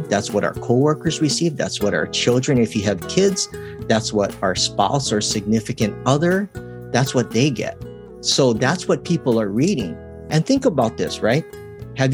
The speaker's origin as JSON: {"language": "English", "region": "Hawaii", "country": "United States", "tie": "born or raised there", "said": "growing up in Hawaii"}